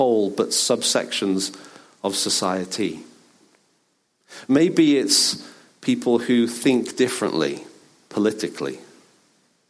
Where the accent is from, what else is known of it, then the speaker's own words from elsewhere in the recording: Bristol, South West England, United Kingdom; in the church growing up in Bristol